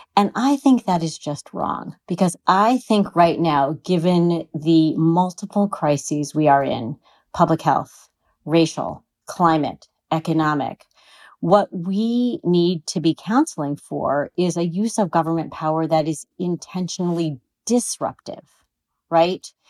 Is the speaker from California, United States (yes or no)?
yes; California, United States; I'm a Californian